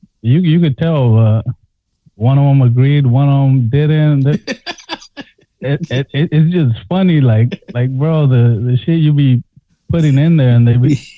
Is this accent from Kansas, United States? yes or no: no; Los Angeles, California, United States; now in Milwaukee, United States; I was raised in Watts. Like, I mean, we moved around, pero that's the city that, you know, that's where we laid roots down. And you know, there was a lot of Negros, a lot of Mexicans